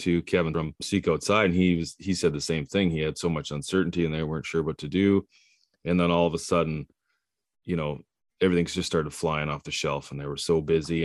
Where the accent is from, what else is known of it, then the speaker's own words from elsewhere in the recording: Prince Rupert, British Columbia, Canada; also born or lived in Cologne; I was born in Cologne. I, uh, I live here now, but I, I grew up on the coast, Prince Rupert